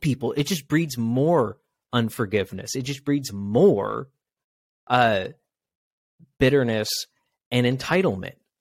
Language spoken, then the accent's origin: English; Washington, United States; I'm from Washington State